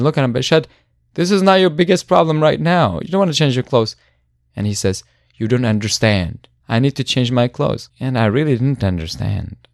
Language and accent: English; Syria; born or raised there; moved away